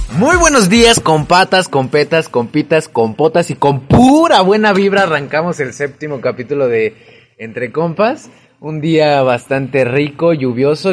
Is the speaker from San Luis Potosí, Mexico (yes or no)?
no; Mexico City, Mexico; moved away; yo que vengo de la Ciudad de México